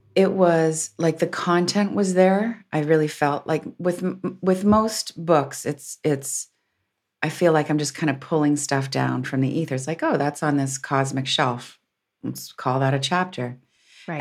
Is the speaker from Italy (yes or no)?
no; Windsor, Ontario, Canada; I'm a recovered Catholic growing up in Windsor.